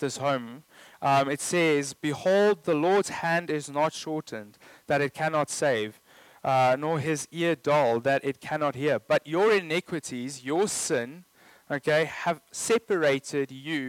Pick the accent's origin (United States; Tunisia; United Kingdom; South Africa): South Africa; I'm South African